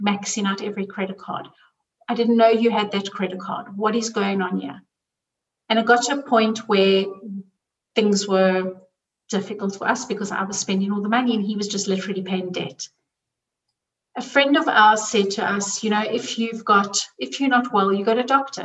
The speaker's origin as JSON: {"language": "English", "country": "South Africa", "tie": "born or raised there", "moved": "yes", "lives_now": "Zurich, Switzerland", "said": "I grew up in South Africa"}